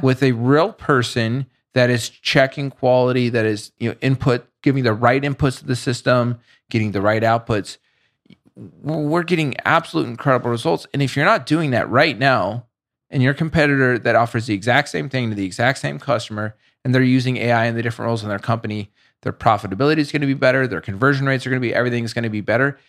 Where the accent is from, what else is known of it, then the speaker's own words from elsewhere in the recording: Boulder, Colorado, United States; I grew up in Boulder